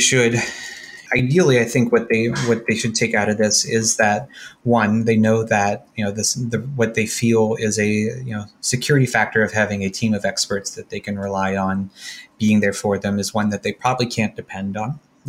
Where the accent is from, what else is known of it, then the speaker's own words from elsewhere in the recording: New Orleans, Louisiana, United States; I grew up in New Orleans, so I already knew how to drink.